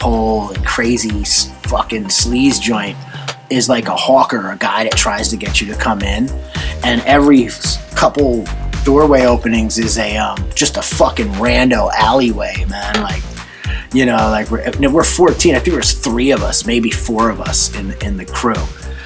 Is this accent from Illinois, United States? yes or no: no; New Jersey, United States; We grew up in New Jersey, but not in an urban area in New Jersey